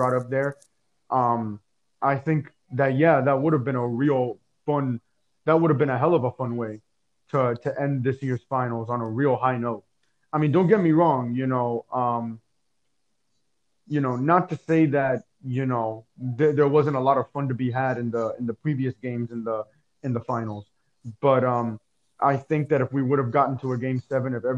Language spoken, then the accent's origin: English; Miami, Florida, United States; my hometown team